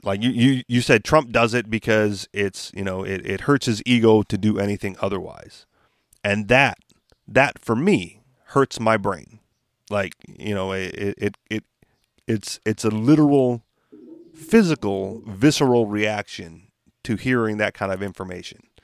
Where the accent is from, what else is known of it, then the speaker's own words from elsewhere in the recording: United States; what they would describe as an American citizen